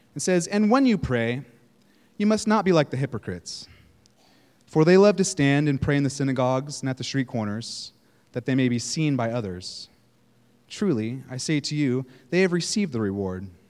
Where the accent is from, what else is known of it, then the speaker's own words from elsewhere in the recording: Northern California, United States; moved away; I'm from California, Northern California